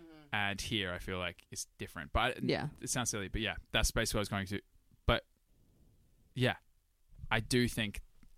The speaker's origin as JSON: {"language": "English", "town": "Sydney", "region": "New South Wales", "country": "Australia", "moved": "as an adult", "said": "I guess what I was trying to say is I love Sydney. I love my home country."}